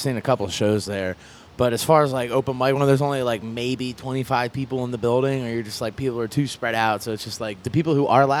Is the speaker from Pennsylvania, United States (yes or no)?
yes; Lancaster, Pennsylvania, United States; right now I'm telling everybody I'm from Philly just because if I'd be like, oh, I'm from Lancaster, people are like, well, where's Lancaster? I'm like, it's outside of Philly.